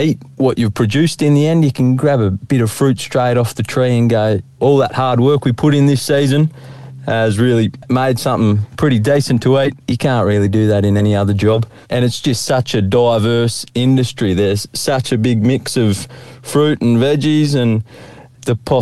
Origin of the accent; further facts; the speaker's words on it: Benalla, Victoria, Australia; I grew up in Benalla there